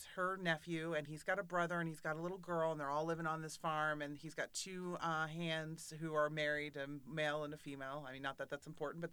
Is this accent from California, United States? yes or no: no; Florida, United States; we are from Florida